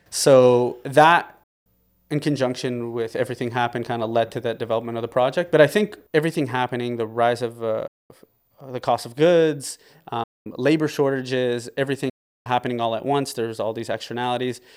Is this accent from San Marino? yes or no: no; Windsor, Ontario, Canada; also born or lived in Lebanon; So, I was born in Windsor, Ontario. I lived here for, uh, most of my life.